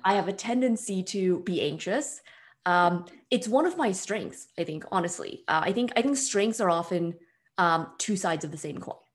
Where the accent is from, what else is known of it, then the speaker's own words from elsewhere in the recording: Bay Area, suburb of San Francisco, California, United States; I'm from the Bay Area originally, suburb of San Francisco